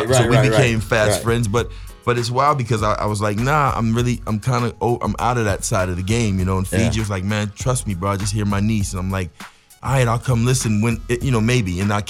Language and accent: English; California, United States; I'm from Cali, man.